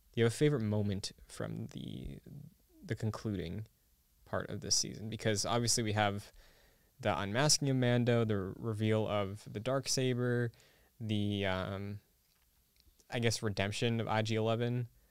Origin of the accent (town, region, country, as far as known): Massachusetts, United States; born or raised there